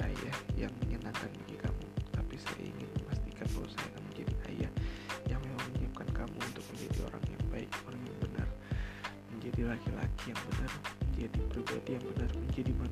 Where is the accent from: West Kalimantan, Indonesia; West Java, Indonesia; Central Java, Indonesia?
West Kalimantan, Indonesia; Pontianak; saya orang Kalimantan Barat di Pontianak tepatnya dan keluarga besar saya itu ada di Pontianak semua